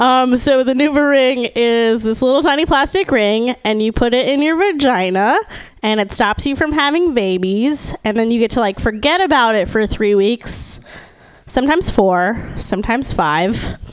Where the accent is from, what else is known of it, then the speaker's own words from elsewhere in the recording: Austin, Texas, United States; I'm from Austin, Texas.